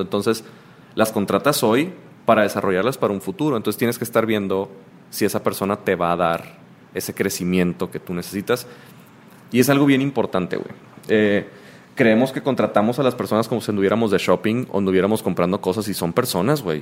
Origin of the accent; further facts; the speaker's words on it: Mazatlán, Sinaloa, Mexico; soy de Mazatlán